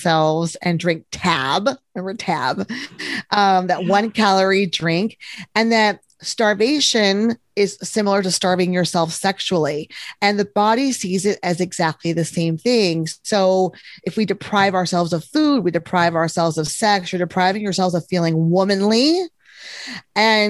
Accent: Texas, United States; I'm from Texas

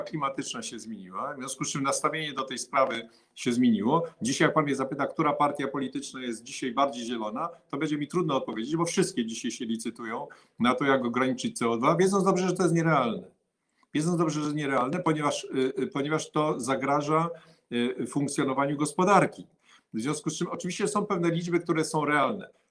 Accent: Rybnik, Silesian Voivodeship, Poland; Ja jestem Polakiem, Y, y, y, urodzonym na, na Śląsku, z rodziców, którzy na pewno nie są Ślązakami

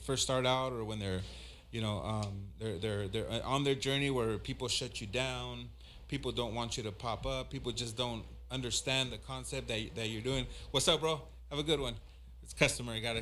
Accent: Los Angeles, California, United States; also born or lived in Inglewood, California / Michoacán, Mexico (ancestry); My family's from Michoacan. I grew up in South Central / Inglewood

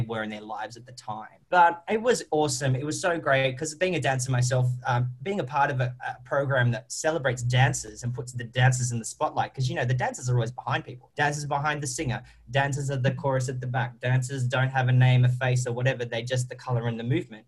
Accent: Australia; accent: Australian; I am an Australian

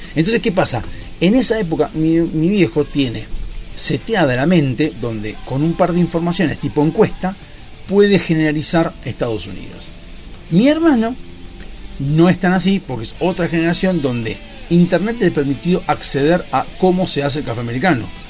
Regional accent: Argentina

